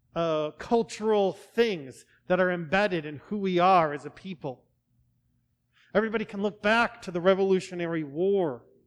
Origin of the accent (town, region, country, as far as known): United States